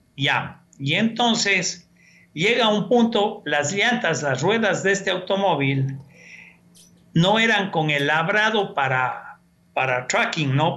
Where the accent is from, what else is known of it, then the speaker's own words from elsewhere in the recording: Cuenca, Azuay, Ecuador; moved away; Yo nací y crecí en una ciudad, en Cuenca, tomando agua del tubo